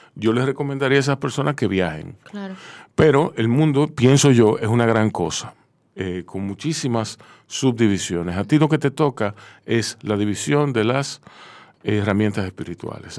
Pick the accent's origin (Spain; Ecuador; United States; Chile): United States; New York; now in Dominican Republic; yo soy de Nueva York